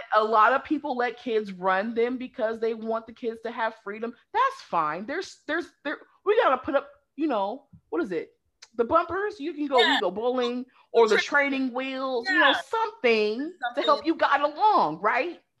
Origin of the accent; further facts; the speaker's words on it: West Coast, Pacific Northwest, United States; moved away as an adult; also born or lived in the South, United States; now in Southern United States, United States; growing up on the West Coast, it's more progressive.